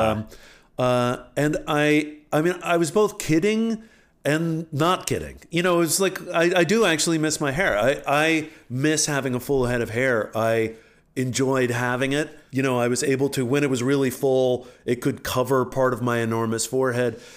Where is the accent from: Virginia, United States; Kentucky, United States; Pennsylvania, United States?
Virginia, United States; Alexandria; moved away; I grew up in Alexander, Virginia, where I came from